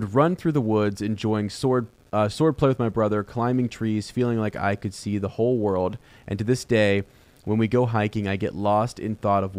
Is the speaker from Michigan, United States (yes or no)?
no; Columbus, Ohio, United States; I am from Columbus, Ohio, went to Ohio University.